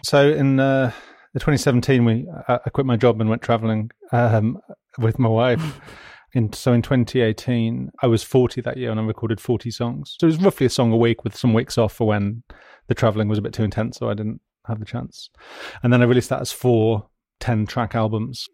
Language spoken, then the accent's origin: English; West Midlands, United Kingdom; I'm from the West Midlands